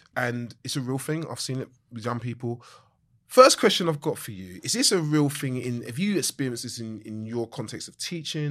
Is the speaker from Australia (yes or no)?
no; London, United Kingdom; I grew up more southeast